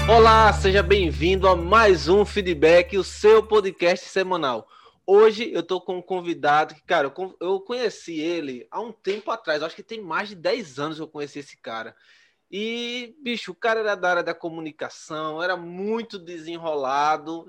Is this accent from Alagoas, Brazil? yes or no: yes; Maceió, Alagoas, Brazil; eu sou aqui de Maceió, em Alagoas